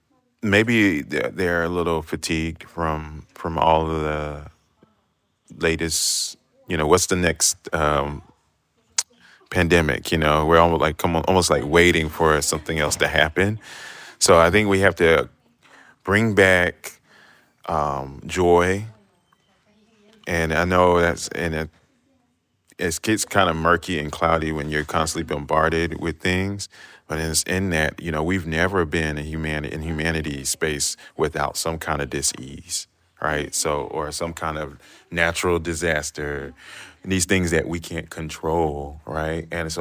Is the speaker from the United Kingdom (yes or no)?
no; Trinidad & Tobago; now in Chicago, United States; So even though I'm Trinidadian and we have carnival.